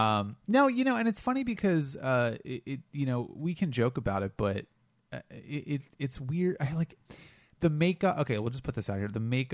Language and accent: English; Delaware, United States; I grew up in Delaware, and you know, I when I was a kid, I used to say water instead of water, and I kind of trained myself out of that.